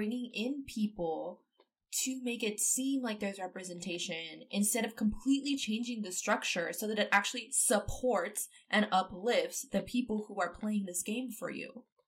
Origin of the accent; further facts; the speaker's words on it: East Coast, United States; moved away; I grew up on the East Coast.